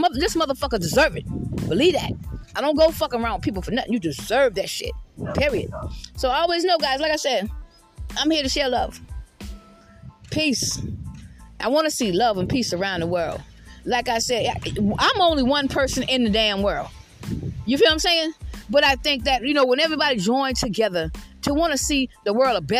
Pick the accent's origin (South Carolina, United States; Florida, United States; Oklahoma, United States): South Carolina, United States; I'm from the South. I'm from South Carolina